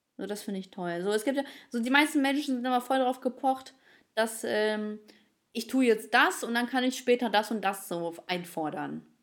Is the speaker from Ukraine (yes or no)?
yes; Ukraine; moved away; ich bin Ukrainerin